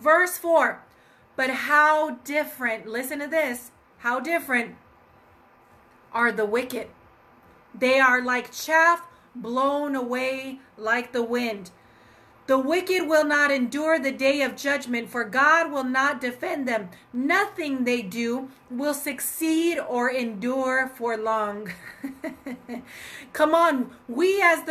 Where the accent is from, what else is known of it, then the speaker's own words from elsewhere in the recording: Colorado, United States; my home state of Colorado